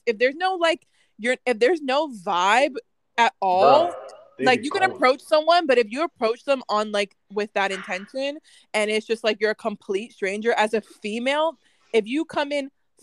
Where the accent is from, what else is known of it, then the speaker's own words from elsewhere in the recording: United States; moved away as an adult; also born or lived in Vancouver; So for me growing up, I grew up in the States